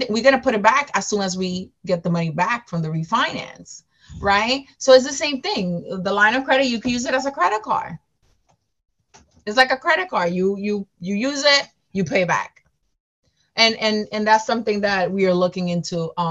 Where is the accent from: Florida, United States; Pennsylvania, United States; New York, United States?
New York, United States; New York City; Everyone in my um, team is local, everyone, but me. I'm from New York City, but everyone else is from that area.